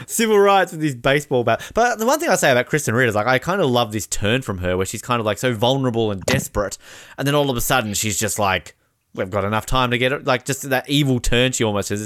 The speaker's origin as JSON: {"language": "English", "country": "Australia", "also_born_or_lived": "New Zealand", "said": "as an Australian"}